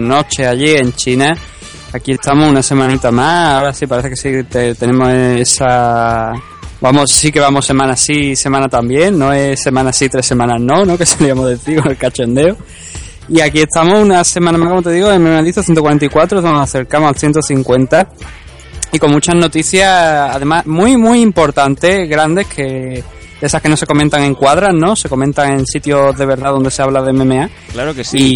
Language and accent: Spanish; Spain; somos españoles